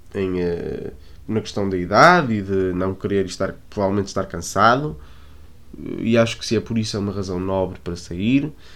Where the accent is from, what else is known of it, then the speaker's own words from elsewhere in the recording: Porto, Norte, Portugal; eu sou do Porto